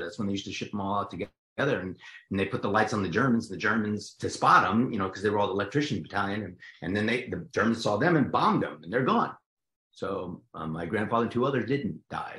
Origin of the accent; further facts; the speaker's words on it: New Jersey, United States; accent: Jersey; I'm from Jersey, so I talk like this